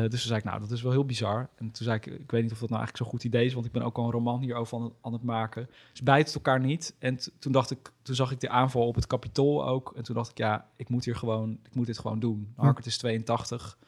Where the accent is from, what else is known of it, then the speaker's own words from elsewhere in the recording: Almere, Flevoland, Netherlands; niet geboren, maar wel opgegroeid